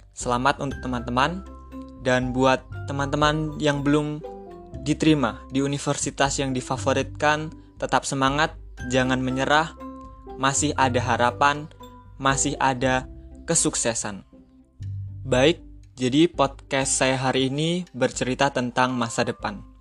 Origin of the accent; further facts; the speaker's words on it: Metro, Lampung, Indonesia; Asal saya dari kota Metro Lampung. Umur saya delapan 18 tahun.